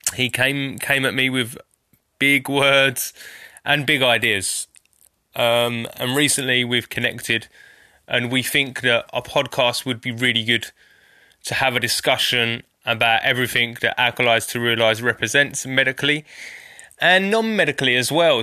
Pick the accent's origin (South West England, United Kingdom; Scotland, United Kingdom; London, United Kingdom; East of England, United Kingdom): East of England, United Kingdom; Essex; I'm from Essex